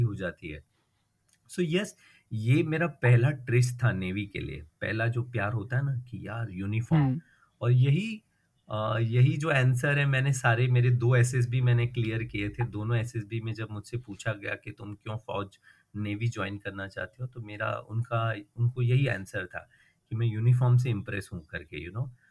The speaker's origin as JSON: {"language": "Hindi", "town": "Mumbai", "region": "Maharashtra", "country": "India", "tie": "born or raised there", "said": "मैं मुंबई में बड़ा हुआ हूँ और पला हुआ हूँ बॉर्न"}